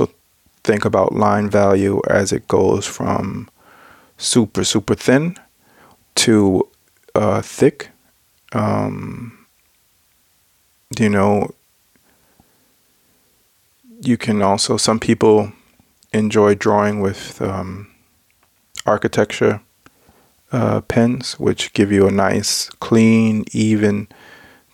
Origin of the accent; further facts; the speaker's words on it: United States; now in Denmark; I'm American